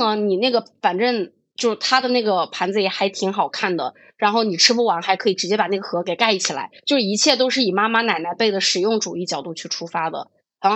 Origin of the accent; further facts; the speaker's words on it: Hubei, China; 我是一个湖北人